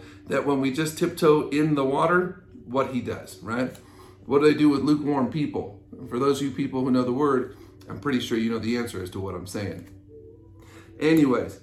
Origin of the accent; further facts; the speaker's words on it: United States; as American citizens